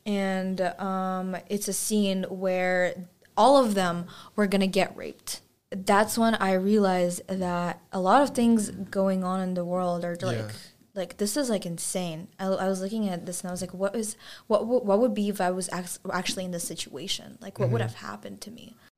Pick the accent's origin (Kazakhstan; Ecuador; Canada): Kazakhstan; now in United States; because I wasn't born here and it's not my country. My home country is Kazakhstan, and I want to be remembered by those people.